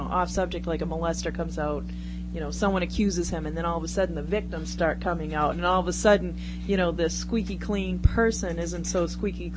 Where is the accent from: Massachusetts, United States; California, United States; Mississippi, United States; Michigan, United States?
Massachusetts, United States; Brockton; I'm a girl from Brockton